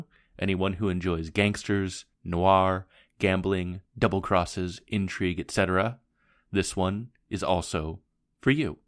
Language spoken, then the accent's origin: English; Portland, Oregon, United States; my hometown of Portland, Oregon.